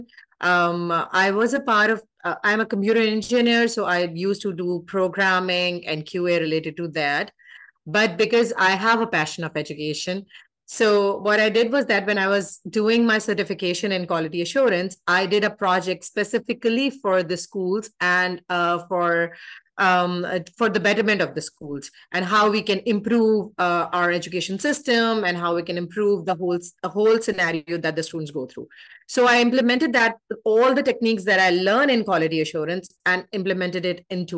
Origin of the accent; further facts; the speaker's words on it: Pakistan; I'm from Pakistan.